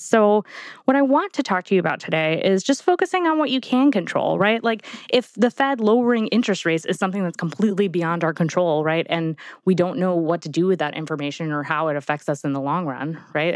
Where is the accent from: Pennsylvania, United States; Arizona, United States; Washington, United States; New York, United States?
New York, United States; I'm from New York